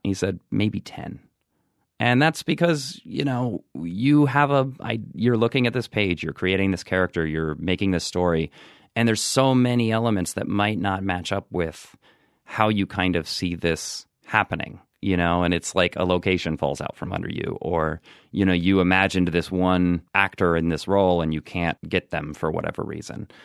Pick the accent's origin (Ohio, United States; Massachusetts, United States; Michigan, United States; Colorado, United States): Ohio, United States; Marietta; moved away as an adult; also born or lived in New York; I actually grew up in, uh, southeastern Ohio. It's a, it's a small town called Marietta, Ohio